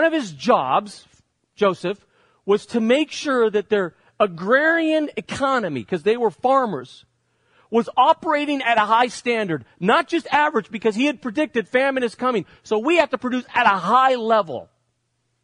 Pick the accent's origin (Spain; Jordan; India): Spain; now in United States; growing up in Spain as I did, one of the best parts about growing up in Spain is my vacations